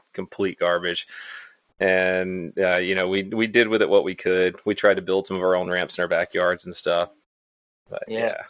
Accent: Florence, Alabama, United States; Yeah, I grew up in Florence, Alabama. And yeah, there wasn't much of a skate scene there

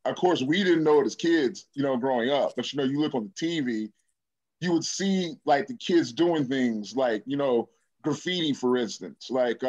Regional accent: Decatur, Illinois, United States; From Decatur, Illinois.

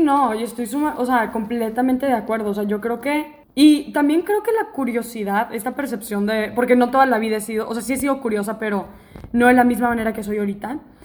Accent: Monterrey, Nuevo León, Mexico; moved away as an adult; now in Mérida, Mexico; yo soy de Monterrey, ¿no? Y me tocó vivir toda la etapa de inseguridad

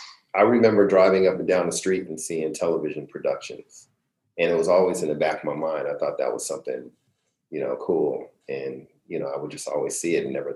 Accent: California, United States; also born or lived in Vallejo / San Fernando Valley; I was born in Vallejo, California, and grew up in, and then, well, you want to get the quick story? So I was born in Vallejo, spent a little bit of time in the Bay Area, Richmond, Oakland area, then moved down to the San Fernando Valley

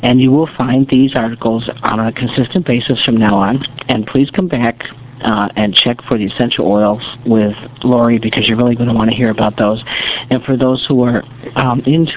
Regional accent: United States; I'm an American.

